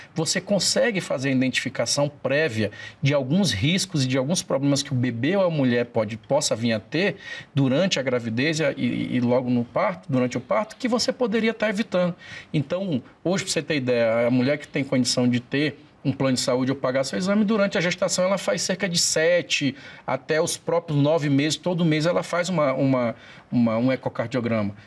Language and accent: Portuguese; Imperatriz, Maranhão, Brazil; que é minha terra natal, Imperatriz